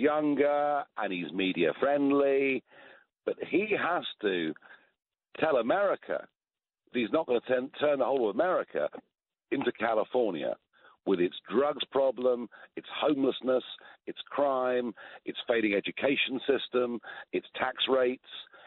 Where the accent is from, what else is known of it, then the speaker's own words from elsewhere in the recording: United Kingdom; accent: British; my British accent